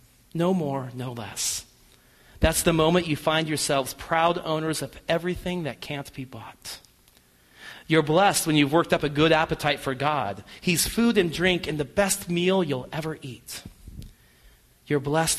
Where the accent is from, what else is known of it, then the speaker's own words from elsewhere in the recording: United States; us as American people